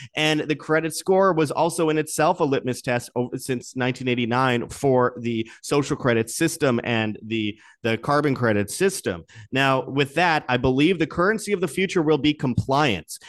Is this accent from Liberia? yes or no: no; Canada; my home country of Canada